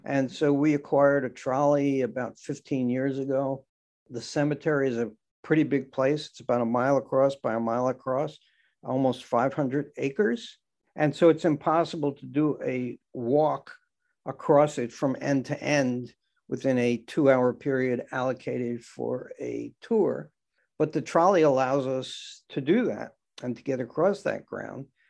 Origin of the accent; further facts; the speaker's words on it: Great Neck, New York, United States; also born or lived in Brooklyn, New York; I was born in Brooklyn, uh, spent the first three years of my life on East Seventeenth Street in Brooklyn, and then grew up in Great Neck on Long Island